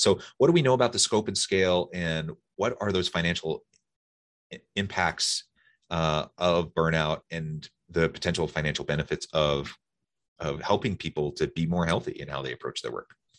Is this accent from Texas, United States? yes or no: no; Salem, Oregon, United States; now in Utah, United States; I grew up in Sailor Morgan